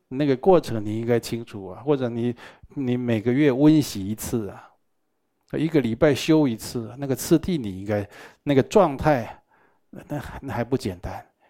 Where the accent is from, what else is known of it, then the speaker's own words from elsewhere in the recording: Taiwan; 我们台湾人啊，都觉得医院不干净啊